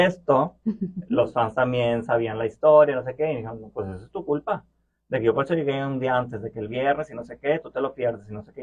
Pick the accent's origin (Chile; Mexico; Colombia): Mexico; Monterrey, Nuevo León; accent: Mexican; moved away as an adult; now in Brussels, Belgium; Y yo, sí, sí, de Monterrey